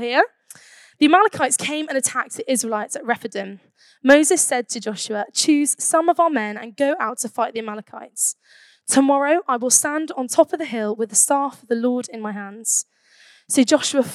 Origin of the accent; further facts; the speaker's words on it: Birmingham, West Midlands, United Kingdom; I'm from Birmingham